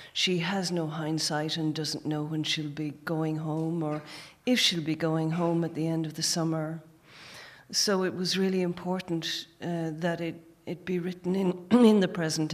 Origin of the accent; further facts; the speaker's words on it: Gorey, Leinster, Ireland; also born or lived in New Orleans / Tullow; I was born in Gorey Hospital